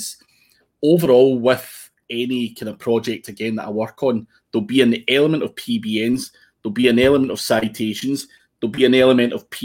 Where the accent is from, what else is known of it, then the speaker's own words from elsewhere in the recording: Scotland, United Kingdom; I'm Scottish